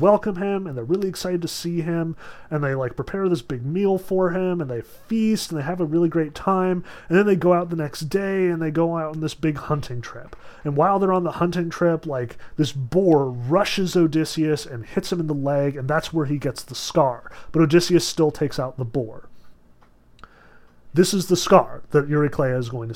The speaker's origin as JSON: {"language": "English", "area": "Sussex County", "region": "New Jersey", "country": "United States", "tie": "born or raised there", "said": "I grew up in Sussex County"}